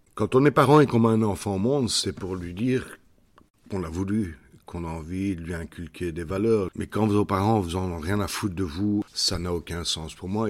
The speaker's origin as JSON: {"language": "French", "country": "Belgium", "said": "Chez nous, en Belgique"}